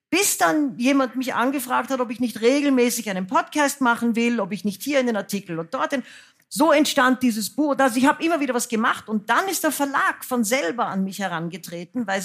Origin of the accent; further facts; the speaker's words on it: Austria; now in Germany; dann bin ich aus Österreich weg, weil ich fand, es war antisemitisch. Und dann habe ich von Deutschland aus auf Österreich gesehen und habe gesehen, das ist alles noch viel, viel schlimmer, als ich es eigentlich gemerkt habe, weil ich in dieser Suppe aufgewachsen bin.